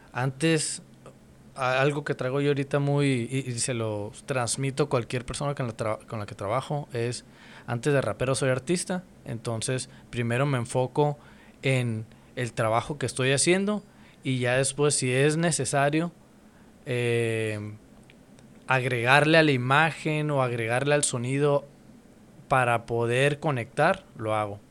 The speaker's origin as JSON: {"language": "Spanish", "town": "Mexicali", "region": "Baja California", "country": "Mexico", "said": "soy de Mexicali, y pues ya tengo rato aquí"}